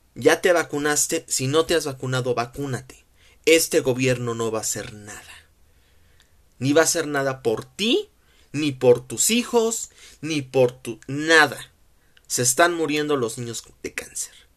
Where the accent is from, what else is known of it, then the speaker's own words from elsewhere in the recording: Mexico; como mexicanos, festejamos el Guadalupe Reyes